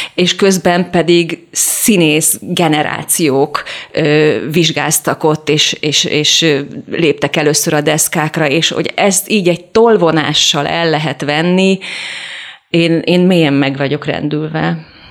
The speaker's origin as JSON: {"language": "Hungarian", "region": "Budapest", "country": "Hungary", "also_born_or_lived": "Vas County", "said": "én ugyan pesti lány vagyok"}